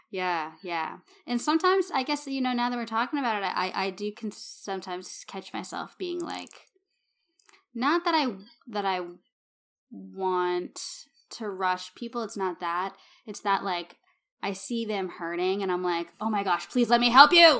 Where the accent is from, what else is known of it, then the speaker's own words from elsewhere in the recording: Massachusetts, United States; moved away; I'm from Massachusetts